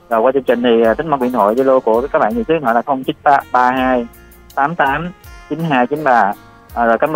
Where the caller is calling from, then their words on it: Tiền Giang, Vietnam; mình gọi đến từ biết Tho Tiền Giang ạ.